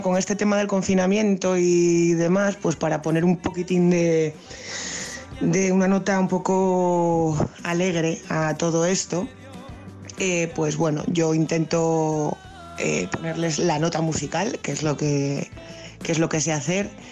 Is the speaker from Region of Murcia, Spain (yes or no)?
no; Gijón, Asturias, Spain; moved away as an adult; now in Luanco, Spain; Yo, aunque soy de Gijón, ya hace unos años que vivo aquí en Luanco.